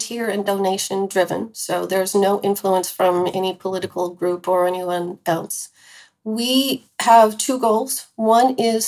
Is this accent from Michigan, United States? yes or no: no; California, United States; we grew up together in California